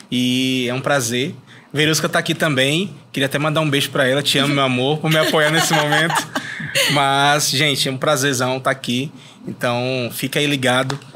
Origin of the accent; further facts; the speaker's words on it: Fortaleza, Ceará, Brazil; Eu sou de Fortaleza, Cearazão.